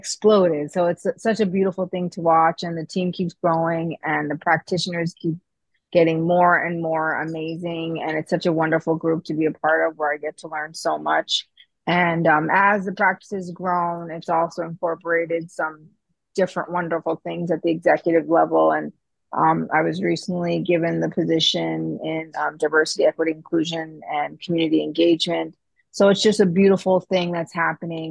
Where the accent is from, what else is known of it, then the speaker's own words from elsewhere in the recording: New York, United States; moved away as an adult; also born or lived in Washington, D.C.; I'm also originally from New York as well, but I did all of my training in D.C. at Howard